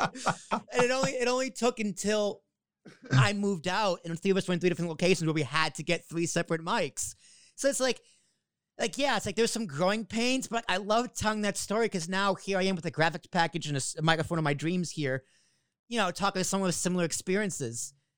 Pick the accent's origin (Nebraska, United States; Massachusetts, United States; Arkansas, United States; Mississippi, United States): Massachusetts, United States; Boston; accent: New York Boston accent; moved away; also born or lived in Long Island, New York; I grew up in Boston. So, and my dad's from Jersey. So, I have a little bit of both of the New York